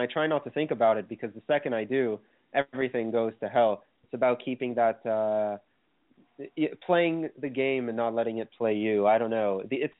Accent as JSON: {"language": "English", "town": "Thornhill", "region": "Ontario", "country": "Canada", "tie": "born or raised there", "said": "our hometown of Thornhill, Ontario"}